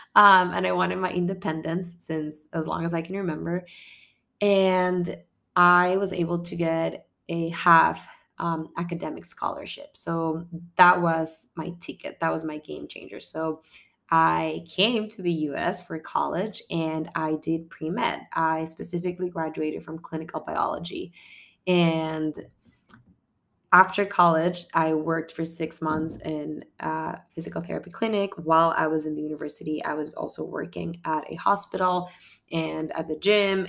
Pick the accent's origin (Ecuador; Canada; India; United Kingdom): Ecuador; moved away; I come from Ecuador